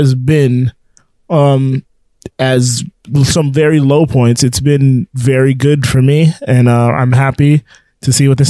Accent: Florida, United States; We're from Florida.

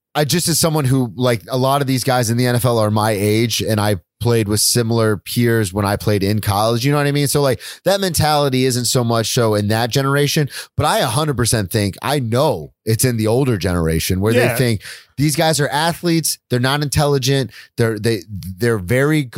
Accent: the South, United States; I grew up in the South. I played football in the South

